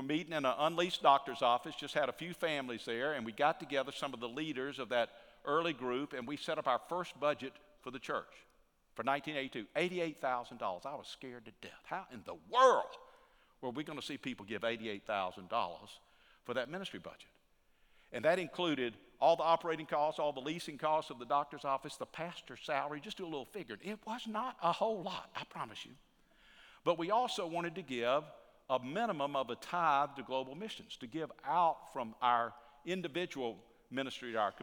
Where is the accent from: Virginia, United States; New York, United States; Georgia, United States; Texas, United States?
Georgia, United States; Atlanta; also born or lived in South Carolina / Augusta, Georgia; I'm from Georgia, from Atlanta, but I went to South Carolina